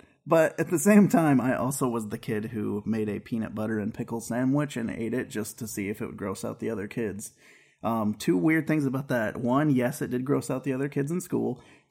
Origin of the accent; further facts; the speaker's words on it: West Coast, United States; So we're from the West Coast.